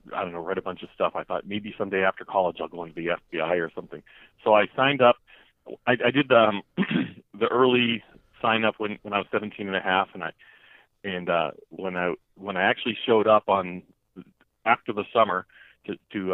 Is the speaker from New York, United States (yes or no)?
no; Lunenburg, Massachusetts, United States; moved away; also born or lived in Andover, Massachusetts; I was born in Andover, Massachusetts. We lived there until I was like 5 years old. My dad wanted to live on a farm, so we moved out to a small town called Lunenburg, which is kind of towards central northern Massachusetts